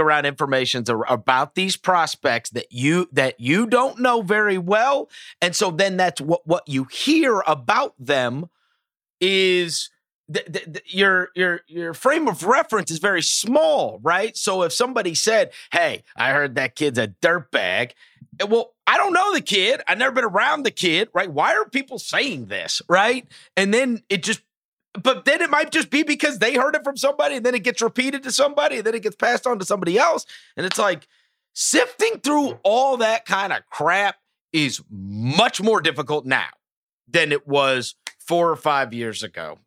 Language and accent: English; St. Louis, Missouri, United States; also born or lived in New York; My father got transferred and we moved to Saint Louis.